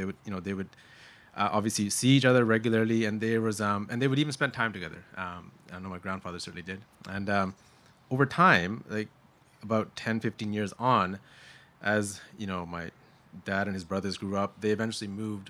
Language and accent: English; Kamloops, British Columbia, Canada; I grew up in a small town as well. I grew up in Kamloops